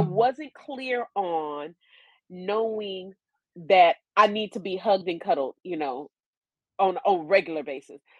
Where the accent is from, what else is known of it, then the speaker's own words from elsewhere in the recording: California, United States; moved away as an adult; also born or lived in Atlanta; I grew up in California